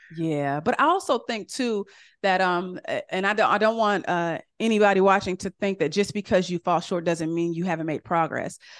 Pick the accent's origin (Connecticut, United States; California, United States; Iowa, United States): California, United States; I'm from California, and I remember when I was little, we used to go to Doctor Price's church